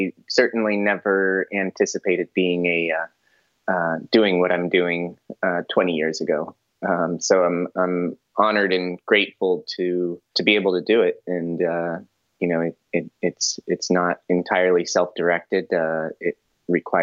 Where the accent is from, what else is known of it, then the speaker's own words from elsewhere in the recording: Colorado, United States; now in California, United States; I'm a Colorado boy. I'm from the Rocky Mountains